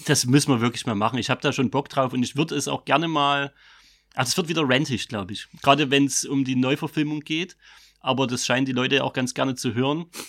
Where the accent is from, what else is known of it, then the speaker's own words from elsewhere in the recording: Vogtland, Saxony, Germany; accent: Vogtländisch; dann schlägt so das Vogtländische bei mir aus.